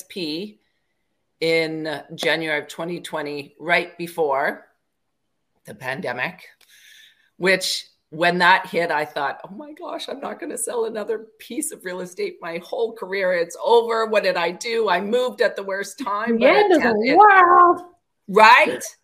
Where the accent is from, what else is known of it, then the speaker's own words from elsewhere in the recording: Parry Sound, Ontario, Canada; I grew up in a small town in Ontario, Parry Sound